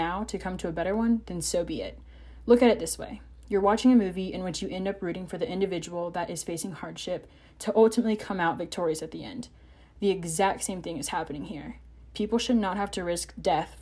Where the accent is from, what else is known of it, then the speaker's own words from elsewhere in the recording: Roanoke, Virginia, United States; the Roanoke Valley in Virginia, my hometown